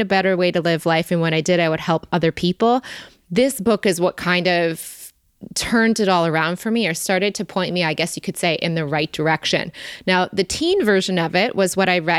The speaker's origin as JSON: {"language": "English", "region": "Michigan", "country": "United States", "tie": "born or raised there", "said": "we grew up in Michigan"}